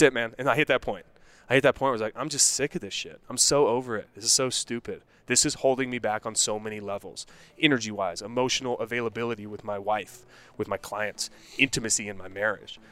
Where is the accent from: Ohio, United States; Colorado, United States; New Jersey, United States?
Colorado, United States; Denver; also born or lived in Morgantown, West Virginia / Golden, Colorado / Wheat Ridge, Colorado; Denver, Colorado. Born and raised